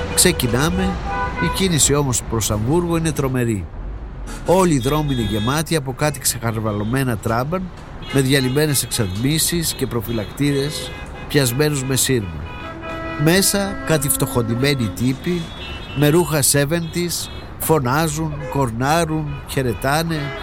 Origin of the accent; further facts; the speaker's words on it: Greece; είμαι Έλληνας.